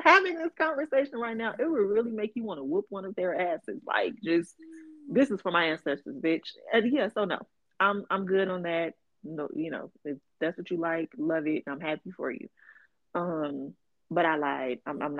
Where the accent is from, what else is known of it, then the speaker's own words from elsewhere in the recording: Chicago, Illinois, United States; I'm from Chicago.